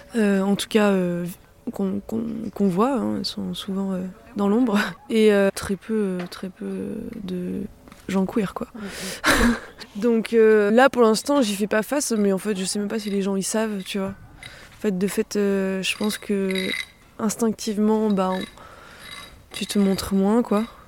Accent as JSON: {"language": "French", "town": "Clermont-Ferrand", "region": "Auvergne-Rhône-Alpes", "country": "France", "tie": "born or raised there", "lives_now": "Cunlhat, France", "said": "Moi, j'ai grandi à Clermont"}